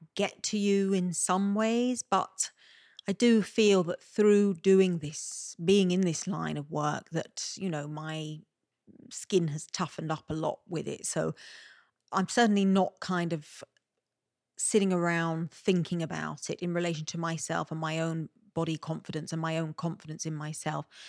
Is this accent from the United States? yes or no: no; Malta; accent: Maltese; my Maltese accent